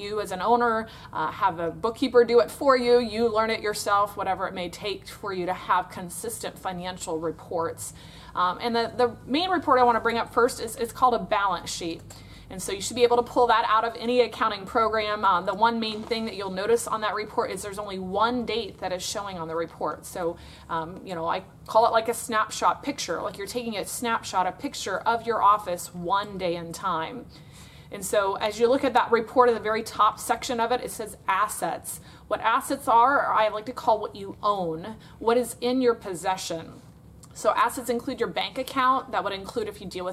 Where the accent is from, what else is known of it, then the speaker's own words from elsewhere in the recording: Florida, United States; I'm from Florida in the United States of America